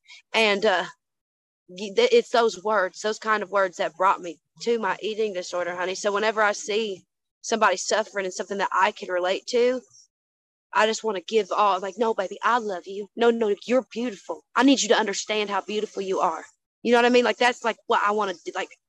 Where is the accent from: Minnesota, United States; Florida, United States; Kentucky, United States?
Kentucky, United States; Some of my favorite and most favorite memories, honey, is growing up in the Kentucky.